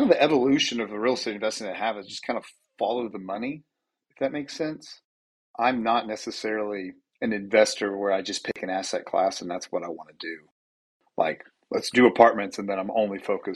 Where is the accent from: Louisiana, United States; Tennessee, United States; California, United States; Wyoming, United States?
Tennessee, United States; Knoxville; also born or lived in Farragut, Tennessee; Born and raised in Knoxville, went to Farragut High School